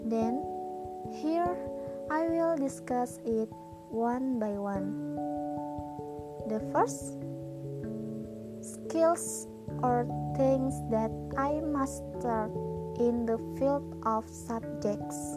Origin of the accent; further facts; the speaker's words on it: Kandangan, South Kalimantan, Indonesia; born there; I was born in Kandangan, 16th of January 2001